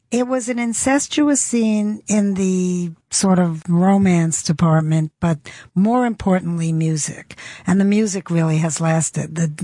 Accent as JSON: {"language": "English", "town": "New York City", "region": "New York", "country": "United States", "tie": "born or raised there", "said": "I never lived in Los Angeles. I don't know how to drive. I grew up in New York City. We never had a car."}